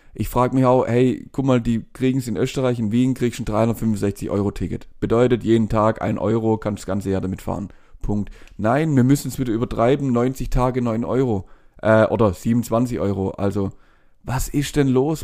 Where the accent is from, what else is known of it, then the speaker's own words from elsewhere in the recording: Germany; Bei uns in Deutschland